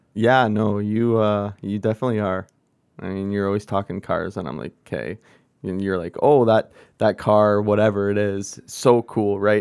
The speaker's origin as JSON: {"language": "English", "region": "Ontario", "country": "Canada", "moved": "yes", "lives_now": "British Columbia, Canada", "said": "I'm from Ontario"}